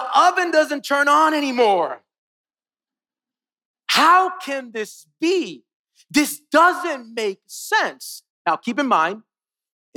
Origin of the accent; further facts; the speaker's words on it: Miami, Florida, United States; now in North Carolina, United States; I was born and raised in Miami, and then I moved to North Carolina.